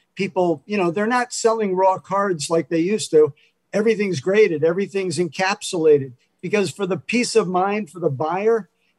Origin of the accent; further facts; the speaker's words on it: Long Island, New York, United States; moved away as an adult; also born or lived in Germany / Boston, Massachusetts / Connecticut; now in California, United States; And then we eventually moved to Long Island, New York. And that's where I was raised from age 7 until, you know, I moved away at age 24 when I moved out to California.